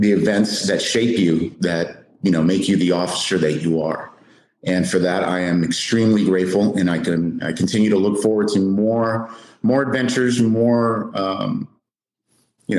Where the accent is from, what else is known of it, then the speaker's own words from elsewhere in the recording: South Texas, United States; I grew up in South Texas, was there all my life